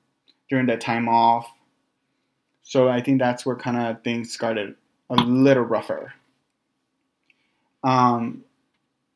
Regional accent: Los Angeles, California, United States; moved away as an adult; also born or lived in San Jose, California; now in Bay Area, United States; I grew up in North Hollywood, and I came up here to the Bay Area for school

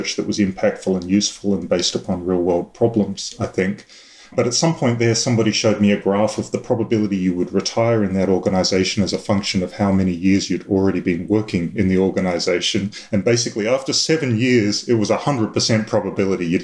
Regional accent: Adelaide, South Australia, Australia; I was born and raised in Adelaide.

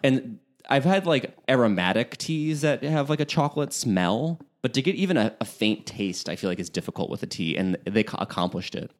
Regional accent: Chicago, Illinois, United States; moved away; the home for the holidays for me is, uh, in Chicagoland. So, being a Chicagoan

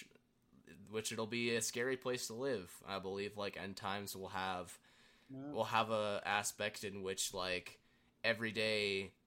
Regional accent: United States; as an American

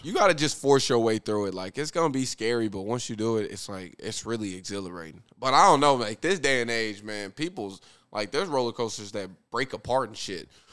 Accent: Muskogee, Oklahoma, United States; in Muskogee, in my hometown

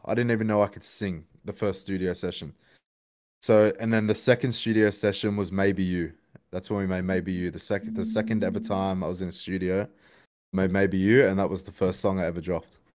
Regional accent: Sydney, New South Wales, Australia; I live, I'm from Sydney, Australia

